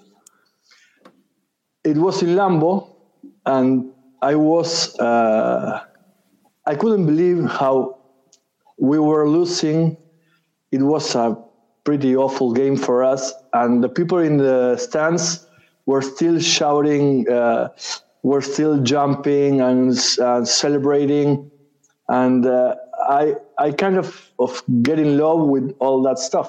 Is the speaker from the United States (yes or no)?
no; Uruguay; I am from Uruguay. I've lived here since I was born